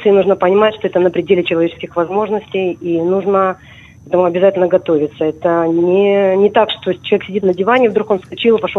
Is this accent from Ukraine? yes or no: yes; Crimea, Ukraine; born there; на самом деле я начала ходить в горы в 81 году, потому что я родилась в Крыму.